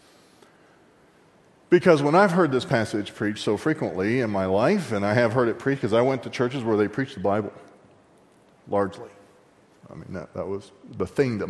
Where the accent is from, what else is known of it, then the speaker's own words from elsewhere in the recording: Texas, United States; I was raised in Texas